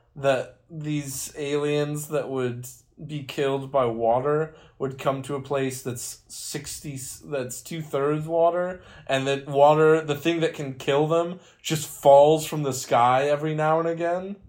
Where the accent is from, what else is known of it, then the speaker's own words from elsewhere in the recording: West Virginia, United States; being from West Virginia